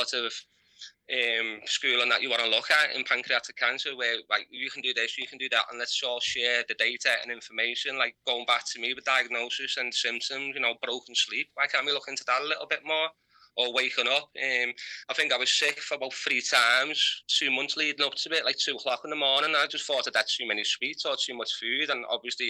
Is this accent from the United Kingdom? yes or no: yes; United Kingdom; from Heighton